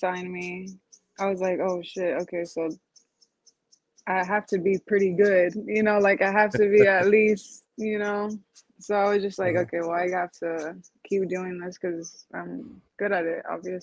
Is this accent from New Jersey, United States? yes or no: no; Uvalde, Texas, United States; I was born and raised in Uvalde